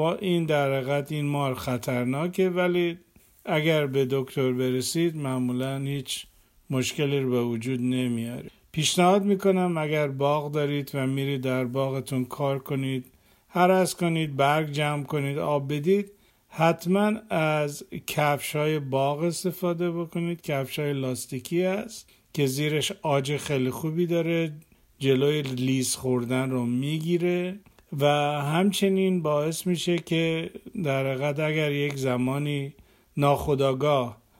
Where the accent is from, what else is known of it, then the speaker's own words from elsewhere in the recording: Iran; اگر در ایران بزرگ شدیم